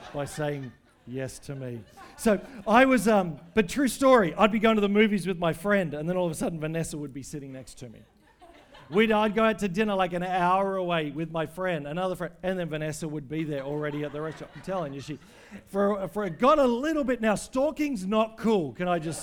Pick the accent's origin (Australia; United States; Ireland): Australia; as an Australian